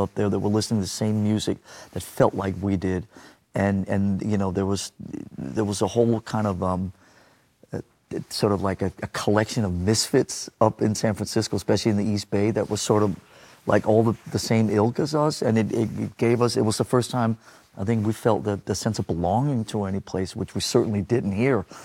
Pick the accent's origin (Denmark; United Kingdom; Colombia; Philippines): Denmark; growing up in Denmark